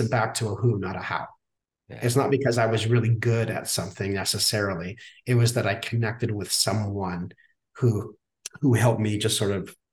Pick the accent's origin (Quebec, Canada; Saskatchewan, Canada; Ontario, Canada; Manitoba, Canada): Saskatchewan, Canada; I grew up in Saskatchewan, Canada